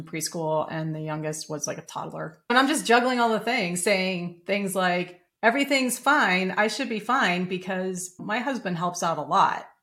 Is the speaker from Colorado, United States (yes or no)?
yes; Denver, Colorado, United States; I grew up in Denver, Colorado